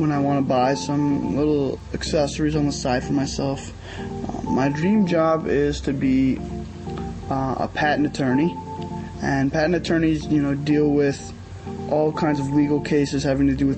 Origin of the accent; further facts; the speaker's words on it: New York, United States; I'm from New York.